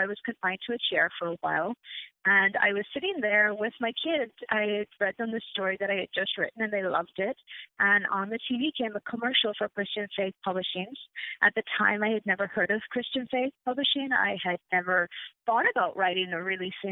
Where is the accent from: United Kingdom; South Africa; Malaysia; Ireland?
Ireland; moved away; I'm originally from Ireland, born and raised.